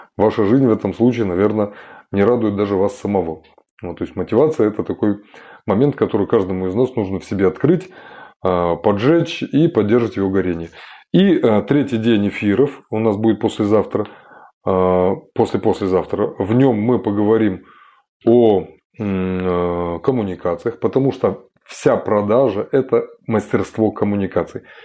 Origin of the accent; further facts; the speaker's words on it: Kazakhstan; Я родом из Казахстана